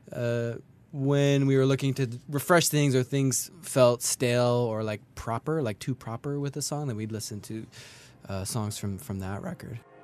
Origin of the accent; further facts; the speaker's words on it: Kelowna, British Columbia, Canada; now in Montreal, Canada; I grew up in Kelowna.